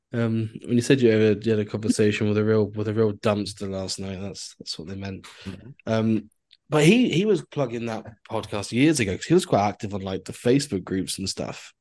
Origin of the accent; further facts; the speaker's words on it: Cornwall, South West England, United Kingdom; Being a being a Cornish boy